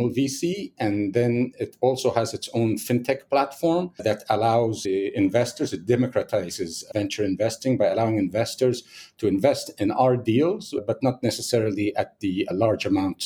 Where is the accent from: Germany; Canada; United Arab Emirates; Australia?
United Arab Emirates; Abu Dhabi; I'm from Abu Dhabi